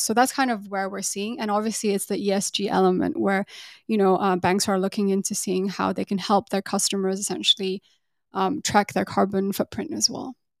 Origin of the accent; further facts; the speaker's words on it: England, United Kingdom; moved away as an adult; also born or lived in Taiwan / Singapore; now in Hong Kong; grew up in the U K